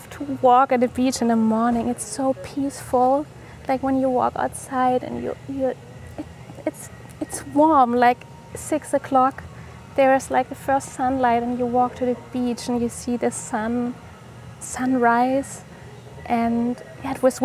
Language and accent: English; Germany; I am from Germany